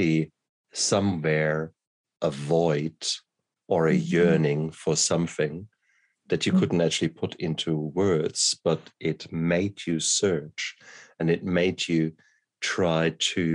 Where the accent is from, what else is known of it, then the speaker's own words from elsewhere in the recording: Mannheim, Germany; also born or lived in Ludwigshafen, Germany / Heidelberg, Germany; I grew up in Mannheim and Ludwigshafen, which are industrial towns